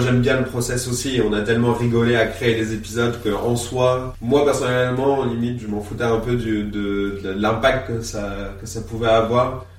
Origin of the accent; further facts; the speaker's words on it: Reuilly, Centre-Val de Loire, France; also born or lived in Vierzon, Cher; je suis quelqu'un qui a grandi à Reuilly dans l'Indre